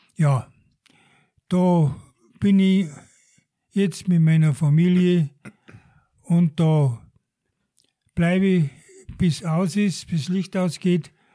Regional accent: Deggendorf, Bavaria, Germany; moved away as an adult; now in Garmisch-Partenkirchen, Germany; Ich bin in Deckendorf aufgewachsen

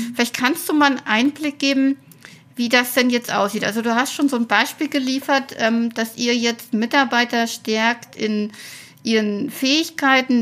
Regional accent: Weimar, Thuringia, Germany; in meiner Heimat Thüringen

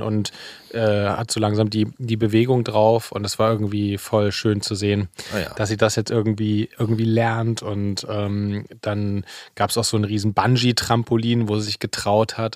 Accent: Saxony, Germany; now in Berlin, Germany; ich bin ja in Sachsen zur Schule gegangen

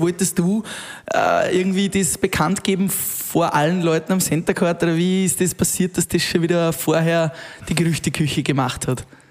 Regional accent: Upper Austria, Austria; du kommst ja aus Oberösterreich, ähm, so wie wir

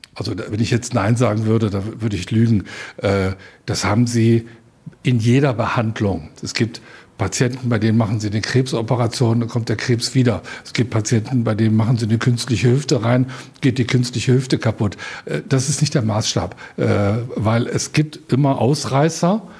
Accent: Rhineland, Germany; now in Upper Franconia, Germany; ich bin ja zugezogen, ich bin ja Rheinländer

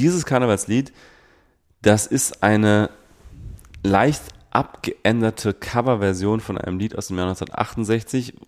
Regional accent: Rhineland, Germany; ich bin Rheinländer

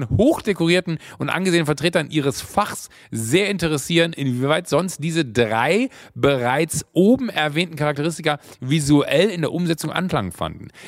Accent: Rhineland, Germany; ich komme aus dem Rheinland

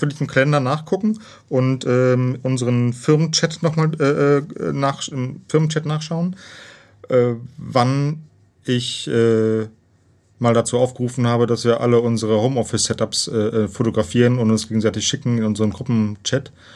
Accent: near Cologne, North Rhine-Westphalia, Germany; komme aus Köln, gebürtig aus der Nähe von Köln.

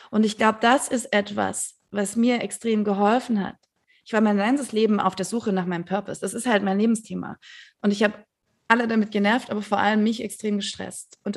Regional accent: Stuttgart, Baden-Württemberg, Germany; now in Berlin, Germany; ich bin in Stuttgart aufgewachsen. Ich habe immer versucht, wegzugehen. Ich, ich, ich habe es nicht geschafft dort.

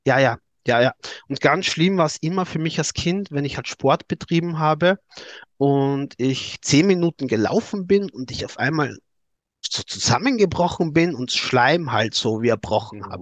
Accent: Styria, Austria; accent: Austrian; ich komme aus Österreich, aus der Steiermark, aus der Grünen

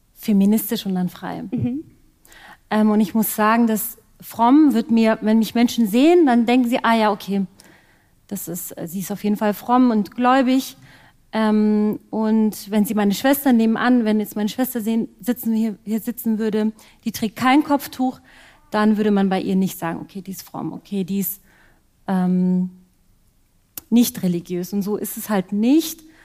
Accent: Ostfildern, Baden-Württemberg, Germany; Ich bin geboren und aufgewachsen hier in der Nähe von Stuttgart in Ostfildern

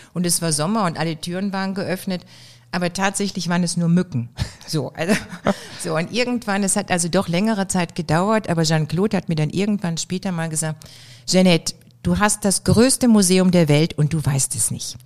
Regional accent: Oberhausen, North Rhine-Westphalia, Germany; born or raised there

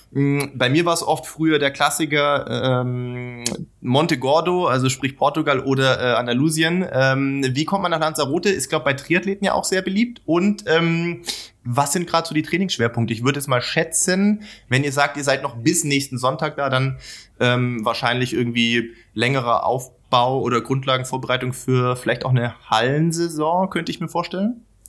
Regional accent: Baden-Württemberg, Germany; ich komme ja auch aus Baden-Württemberg

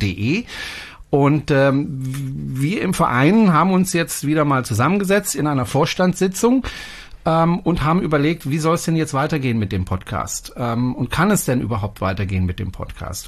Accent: France; moved away; das ist ein französischer Name und ich bin Franzose

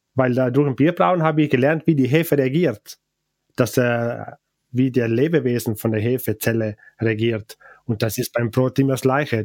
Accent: Val Gardena, Trentino-Alto Adige, Italy; first language Ladin; German is a second language; also born or lived in St. Johann, South Tyrol; Von Gardertal

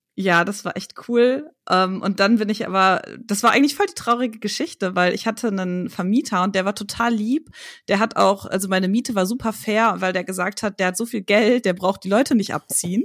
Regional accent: Hagen, North Rhine-Westphalia, Germany; moved away as an adult; also born or lived in Hamburg; now in Berlin, Germany; Ich komme tatsächlich aus Hagen

